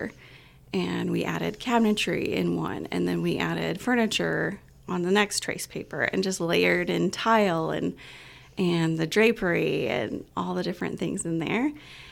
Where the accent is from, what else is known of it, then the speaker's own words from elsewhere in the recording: Utah, United States; moved away as an adult; also born or lived in Hawaii; now in Winchester, United States; I grew up in Utah and ventured out in first college out into Hawaii